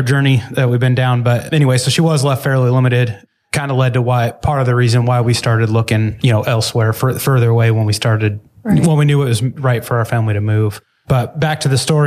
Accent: Washington, United States; moved away as an adult; also born or lived in Phoenix, Arizona; now in Tennessee, United States; I was born and raised in Washington State, grew up on a farm out there, rural community, real small town

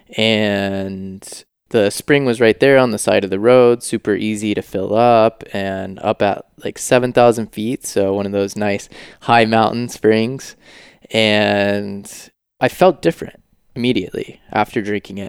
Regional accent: Georgia, United States; also born or lived in Los Angeles / San Francisco; now in Maui, United States; I was born in Georgia

